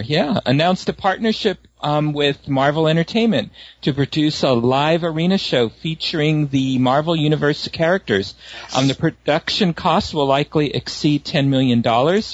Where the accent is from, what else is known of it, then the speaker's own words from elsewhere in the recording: San Francisco, California, United States; growing up in San Francisco, we had a, uh, we had like a boardwalk called Playland at the Beach